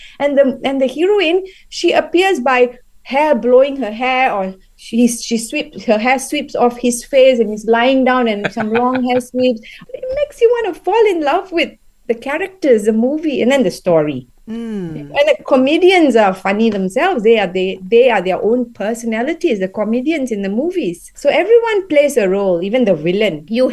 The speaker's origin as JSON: {"language": "English", "region": "Punjab", "country": "India", "first_language": "Punjabi", "second_language": "English", "said": "my mother tongue, yeah, Hindi, Punjabi, and I'm Punjabi"}